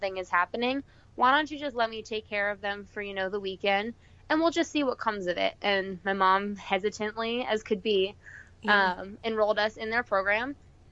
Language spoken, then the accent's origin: English; Arizona, United States; We're originally from Arizona.